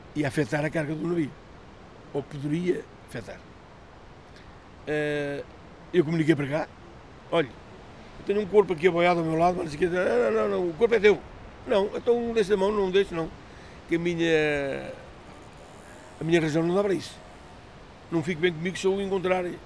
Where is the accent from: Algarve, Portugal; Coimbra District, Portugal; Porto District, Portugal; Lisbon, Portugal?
Coimbra District, Portugal; Praia de Mira; nascido e criado na Praia de Mira